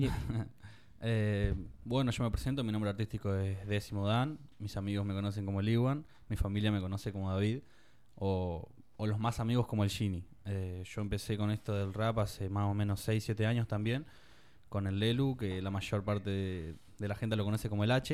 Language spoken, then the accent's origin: Spanish; Tandil, Buenos Aires Province, Argentina; los de Tandil no estamos.